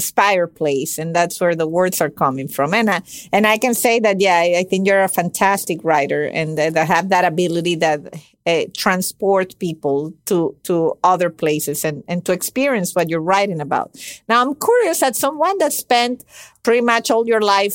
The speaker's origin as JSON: {"language": "English", "country": "Venezuela", "tie": "born or raised there", "second_language": "English", "said": "I was born and raised in Venezuela, where he immigrated to."}